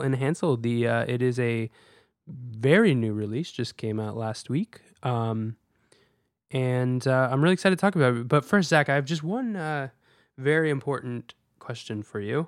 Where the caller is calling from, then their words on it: New York City, New York, United States; I'm calling in from New York City.